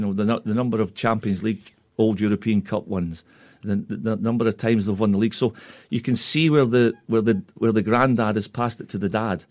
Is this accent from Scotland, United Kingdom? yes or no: yes; Scotland, United Kingdom; being a Scotsman